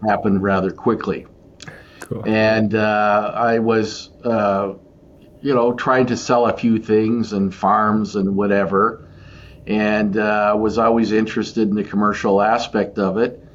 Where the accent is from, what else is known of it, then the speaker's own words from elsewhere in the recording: Portage la Prairie, Manitoba, Canada; growing up in an agricultural family and a grocery store, corner grocery store, much like your grandfather in a different town in Portage